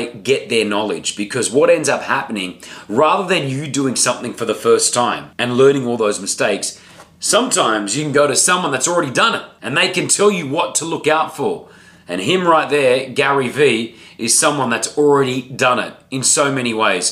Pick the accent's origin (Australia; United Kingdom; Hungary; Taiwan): Australia; also born or lived in Lebanon; now in Dubai, United Arab Emirates; I'm an Australian Lebanese guy